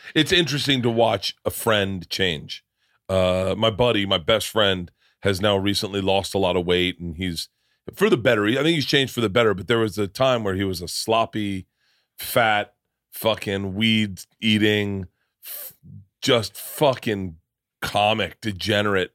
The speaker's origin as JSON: {"language": "English", "region": "Florida", "country": "United States", "tie": "born or raised there", "also_born_or_lived": "New York", "moved": "yes", "said": "I grew up in Florida."}